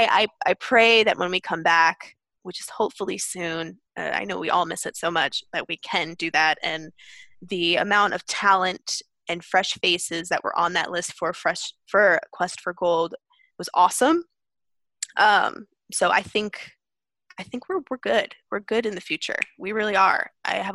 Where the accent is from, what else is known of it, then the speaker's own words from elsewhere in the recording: Pennsylvania, United States; also born or lived in Brooklyn, New York; I was born in Brooklyn, New York, but the majority of my life I spent growing up in Pennsylvania